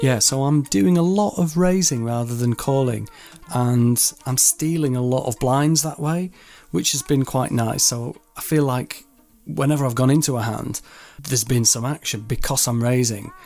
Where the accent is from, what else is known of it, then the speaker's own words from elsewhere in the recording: Yorkshire and the Humber, United Kingdom; I'm from Yorkshire.